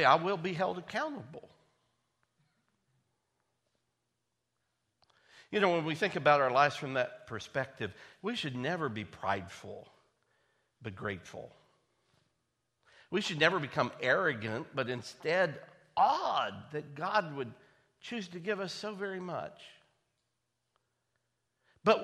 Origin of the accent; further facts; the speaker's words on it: United States; I was born in the United States of America